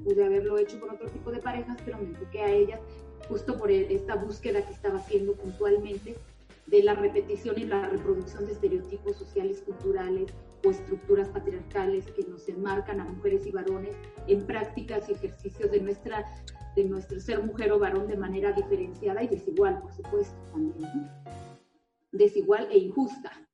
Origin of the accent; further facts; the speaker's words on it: San Cristóbal de las Casas, Chiapas, Mexico; soy originaria de San Cristóbal